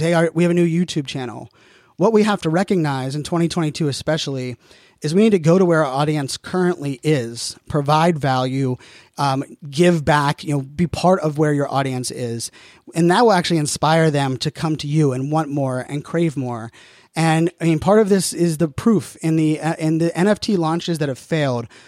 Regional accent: Pittsburgh, Pennsylvania, United States; I'm born and raised in Pittsburgh, so diehard Steeler fan

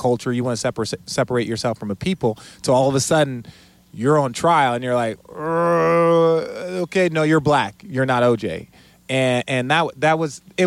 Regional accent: Los Angeles, California, United States; I was born here in LA. I grew up

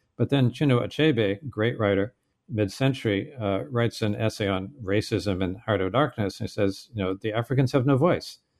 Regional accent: Maine, United States; moved away; I was this little kid growing up in Maine

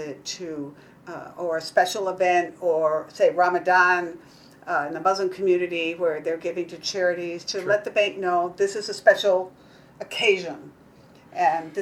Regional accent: Kentucky, United States; I'm from Kentucky

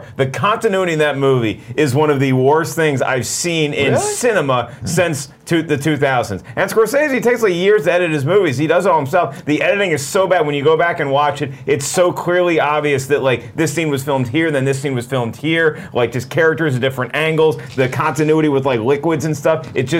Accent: East Coast, United States; also born or lived in Virginia / North Carolina; Okay, because I grew up on the East Coast.

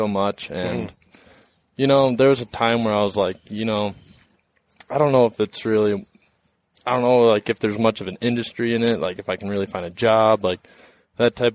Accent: Wisconsin, United States; moved away; I was from Wisconsin.

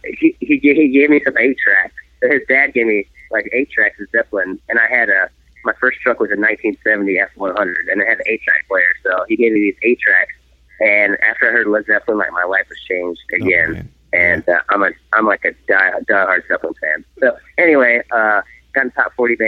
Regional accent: Wisconsin, United States; moved away; I'm from Wisconsin, originally from, it's right between Eau Claire and La Crosse on the west side of Wisconsin

